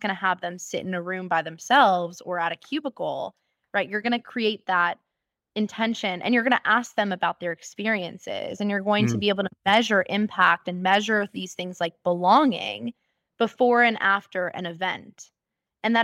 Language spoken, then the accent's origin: English; New York, United States; And so growing up in America and in New York, of all places, where it's like a cultural melting pot, I saw all types of people.